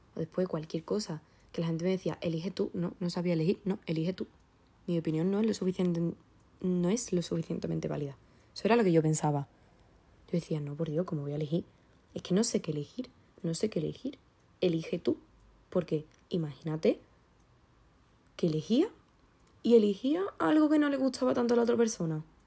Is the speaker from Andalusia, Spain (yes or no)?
yes; Andalusia, Spain; soy andaluza